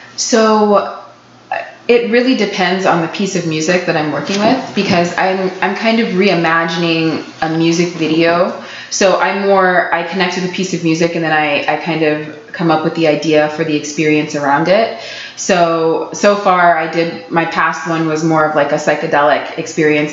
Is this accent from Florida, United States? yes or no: yes; Florida, United States; moved away; I'm from Florida